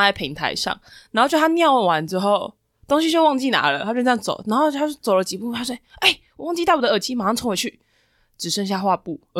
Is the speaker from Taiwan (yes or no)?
yes; Taiwan; 然后我们台湾人就是坐搭第二班接驳车